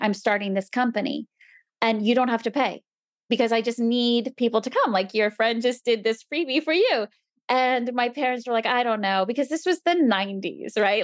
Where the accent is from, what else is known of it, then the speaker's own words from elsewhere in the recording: New Jersey, United States; moved away; I grew up in New Jersey